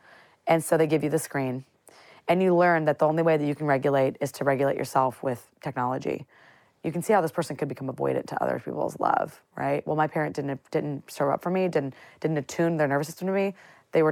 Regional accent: central Illinois, United States; I grew up in a very central Illinois town

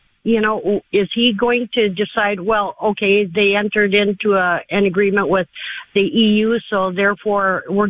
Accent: Wisconsin, United States; now in Arizona, United States; I'm originally from Wisconsin

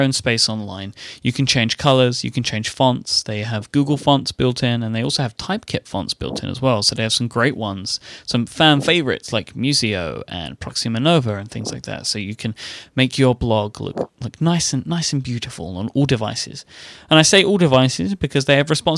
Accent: United Kingdom; I'm a British person

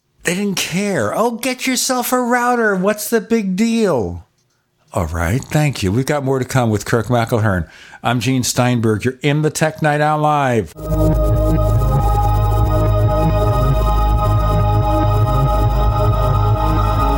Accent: Brooklyn, New York, United States; moved away; I grew up in Brooklyn.

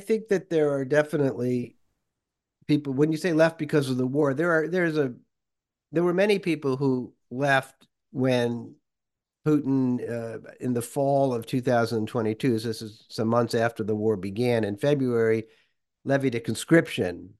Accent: Worcester, Massachusetts, United States; moved away as an adult; also born or lived in Moscow, Russia; kid growing up in Worcester, Massachusetts.

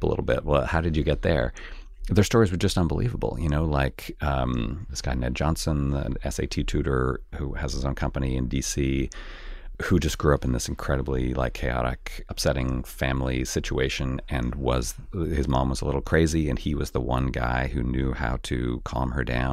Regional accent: Canada; moved away; I grew up in Canada, where the class system is pretty different than it is here

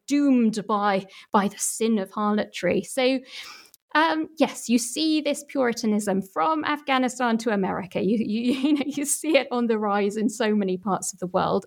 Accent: Manchester, North West England, United Kingdom; my hometown Manchester

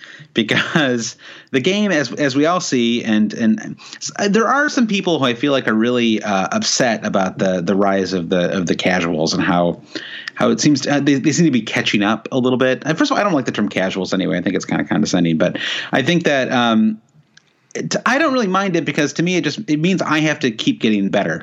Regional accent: United States; as an American

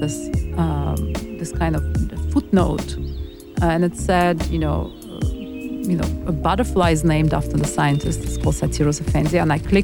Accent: Baku, Azerbaijan; where I was born is the capital, the city of Baku, and it's on the Caspian Sea. It was part of Soviet Union for 75 long, very long years, and gained its independence in 91. And I was born in Soviet Union and grew up in Soviet Union, so I spent most of my childhood in Soviet Azerbaijan

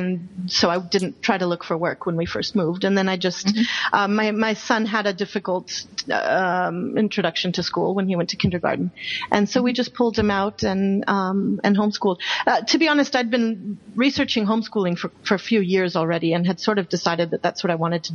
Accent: Mexico City, Mexico; moved away as an adult; also born or lived in Texas / New York City; now in Abu Dhabi, United Arab Emirates; I was actually born and raised in Mexico and then went to the United States for college

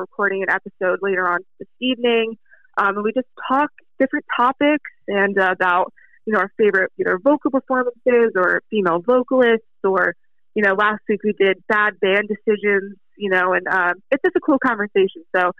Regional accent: Hudson Valley, New York, United States; born or raised there; now in Philadelphia, United States

